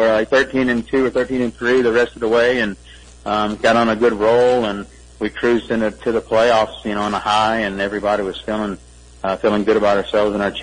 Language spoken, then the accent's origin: English; Homosassa, Florida, United States; I was in my hometown of Homosassa, Florida